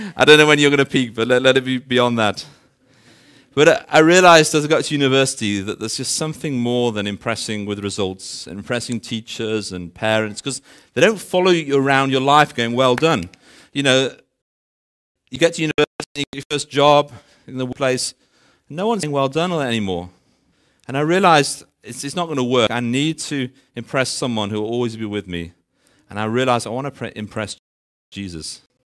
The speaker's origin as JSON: {"language": "English", "country": "United Kingdom", "moved": "as an adult", "lives_now": "Benoni, South Africa", "said": "I'm originally from the U K, actually."}